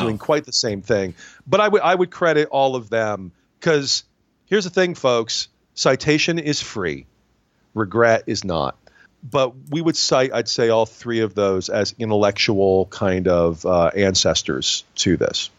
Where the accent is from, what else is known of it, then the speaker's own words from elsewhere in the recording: Binghamton, New York, United States; I'm from Binghamton, New York